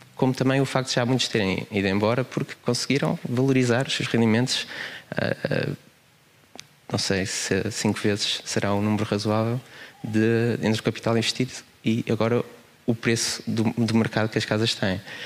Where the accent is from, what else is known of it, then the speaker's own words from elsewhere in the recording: Queluz, Lisbon, Portugal; also born or lived in Porto; minha infância em Queluz, também vivi no Porto